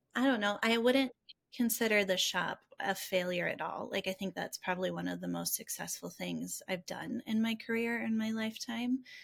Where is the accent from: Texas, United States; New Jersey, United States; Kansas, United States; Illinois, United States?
Illinois, United States; Rockford; I'm from Rockford. I love our community